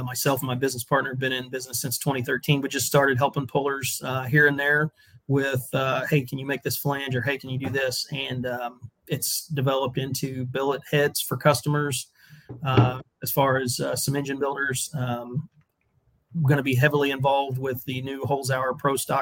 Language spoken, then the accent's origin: English; Dieterich, Illinois, United States; I'm from Dietrich, Illinois